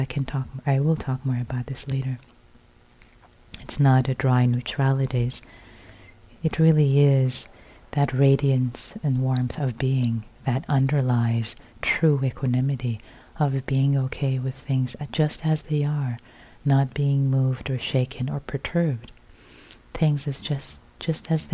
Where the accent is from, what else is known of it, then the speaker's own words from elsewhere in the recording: Iran; I was born in Iran, so I was born into a Muslim family